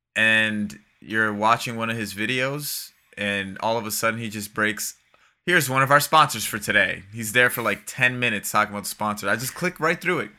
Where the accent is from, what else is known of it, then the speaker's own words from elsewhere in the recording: Florida, United States; 'Cause I grew up from there. Like, I'm from Florida